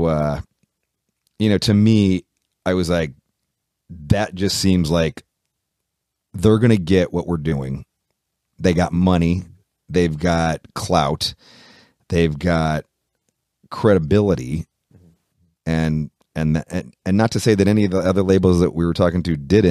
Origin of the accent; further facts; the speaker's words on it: Oakland, California, United States; we're from Oakland, so we're from the Bay Area, so we're 6 hours north of Los Angeles.